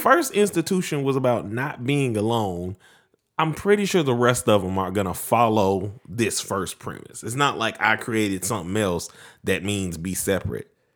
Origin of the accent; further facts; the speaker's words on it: Mount Pleasant, United States; moved away; the same closeness that we grew up with in Mount Pleasant.